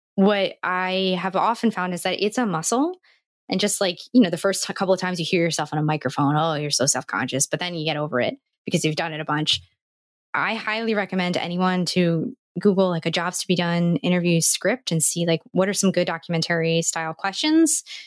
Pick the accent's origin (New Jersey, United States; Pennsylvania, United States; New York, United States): New Jersey, United States; I'm from New Jersey, which is a part of the United States